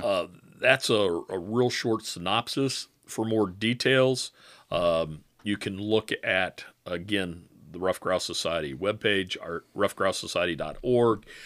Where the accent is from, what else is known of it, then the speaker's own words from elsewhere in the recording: Michigan, United States; I was from Michigan